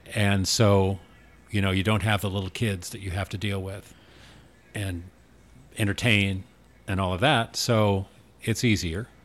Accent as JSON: {"language": "English", "town": "Newport", "region": "Oregon", "country": "United States", "tie": "born or raised there", "moved": "yes", "lives_now": "Arizona, United States", "said": "I grew up in Newport, Oregon"}